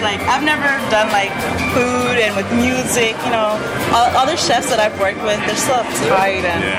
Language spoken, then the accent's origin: English; Los Angeles, California, United States; also born or lived in Guatemala; I am from Los Angeles.